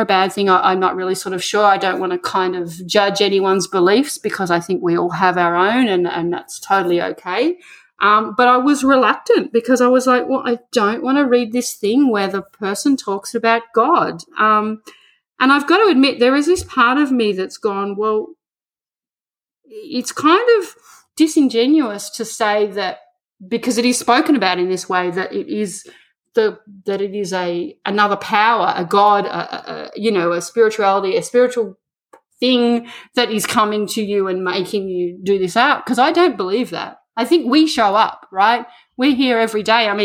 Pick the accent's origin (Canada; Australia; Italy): Australia; moved away